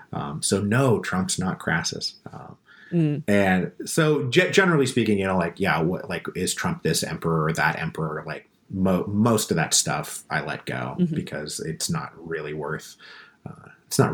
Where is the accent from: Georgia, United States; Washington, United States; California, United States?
Washington, United States; Seattle; also born or lived in Portland; now in Austin, United States; I'm from Seattle originally